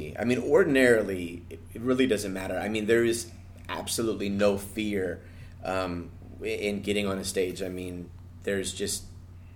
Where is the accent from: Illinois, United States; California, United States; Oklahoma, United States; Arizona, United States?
California, United States; Anaheim; it's in Anaheim, it's my hometown, it's within walking distance